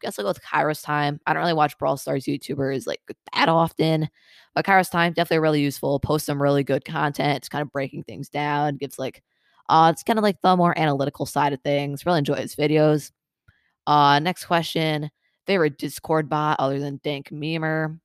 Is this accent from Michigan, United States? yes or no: yes; Michigan, United States; I'm from Michigan